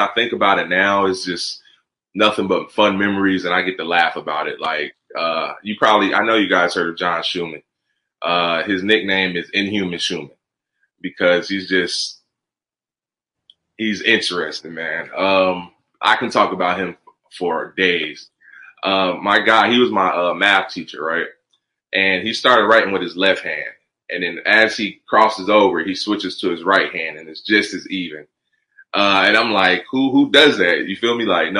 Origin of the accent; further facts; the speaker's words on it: New Jersey, United States; I was born and raised in New Jersey, actually.